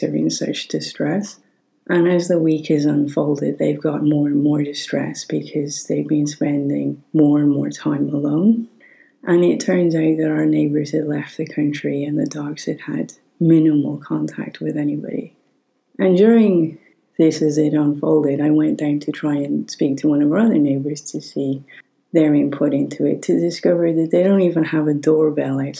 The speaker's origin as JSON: {"language": "English", "country": "Ireland", "said": "As an Irish person"}